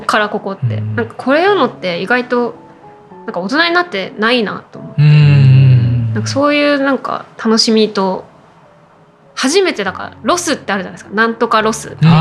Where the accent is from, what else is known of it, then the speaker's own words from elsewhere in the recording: Funabashi, Chiba, Japan; also born or lived in Kagoshima; 地元っていうと実は千葉県